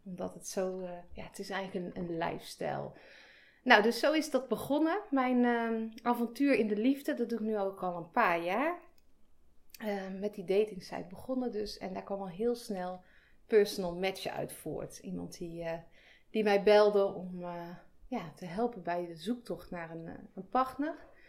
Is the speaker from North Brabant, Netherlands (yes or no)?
yes; a village near Breda, North Brabant, Netherlands; ik kom uit Breda. Daar ben ik in een dorpje in de buurt opgegroeid